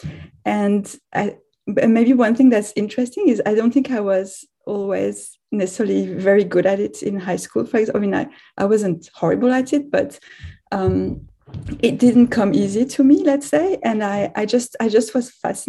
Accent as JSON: {"language": "English", "country": "France", "tie": "born or raised there", "also_born_or_lived": "Israel", "moved": "as an adult", "lives_now": "Canada", "said": "I'm French originally, so I grew up in France"}